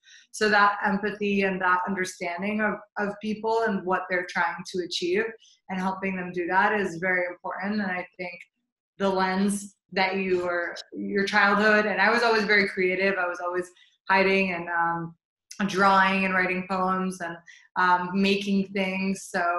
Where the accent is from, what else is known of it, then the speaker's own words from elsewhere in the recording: St. Louis, Missouri, United States; So I was born and raised in St. Louis, Missouri. My parents are immigrants from Jordan.